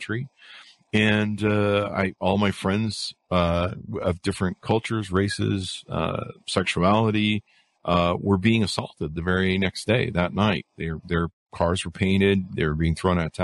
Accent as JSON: {"language": "English", "region": "California", "country": "United States", "tie": "born or raised there", "said": "I grew up in California"}